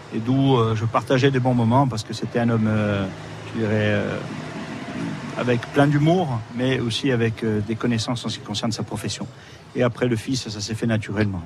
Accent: Ajaccio, Corsica, France; also born or lived in Balagne / L'Île-Rousse; je suis né à Ajaccio

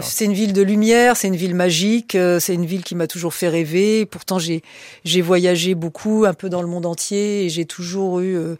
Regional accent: Paris, Île-de-France, France; je suis né à Paris, contrairement à ce qu'on pourrait penser que je, suis sois né en Corse. Non, non, je suis né à Paris

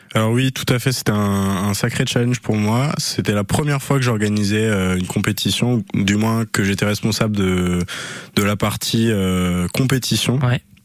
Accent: Brittany, France; moved away as an adult; now in Anglet, France; Je viens de Bretagne

